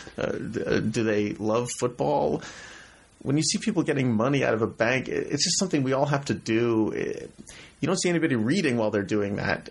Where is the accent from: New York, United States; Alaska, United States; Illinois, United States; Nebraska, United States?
New York, United States; New York City; also born or lived in Brooklyn, New York; I was born in New York. Up until I was six years old, my family lived in Manhattan